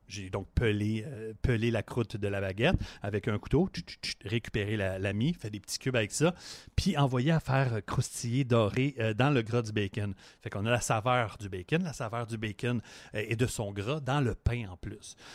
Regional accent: Montreal, Quebec, Canada; je viens de Montréal, fait que ma tourtière, c'est une tourtière euh, de Montréal

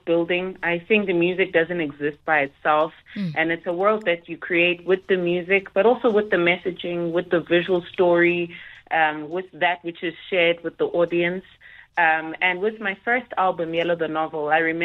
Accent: Pietermaritzburg, KwaZulu-Natal, South Africa; also born or lived in Durban; I was raised, born in Durban, raised in Pietermaritzburg, KZN

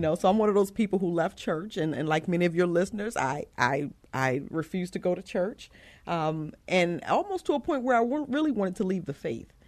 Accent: Baltimore, Maryland, United States; moved away as an adult; also born or lived in York, Pennsylvania / Georgia; now in San Antonio, United States; I am originally from Baltimore, Maryland, so I'm from the East Coast, and, um, I was born and raised there

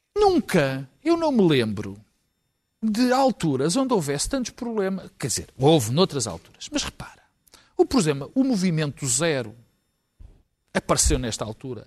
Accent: Portugal; como portugueses

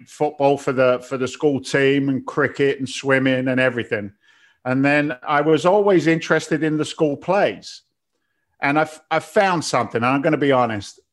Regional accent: Andover, South East England, United Kingdom; Andover where I grew up

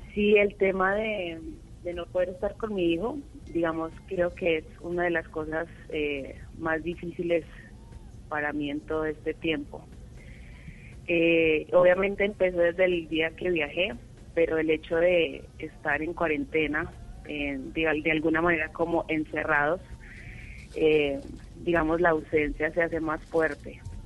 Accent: Boyacá, Colombia; now in Bogotá, Colombia; Vivo en Bogotá, soy boyacense.

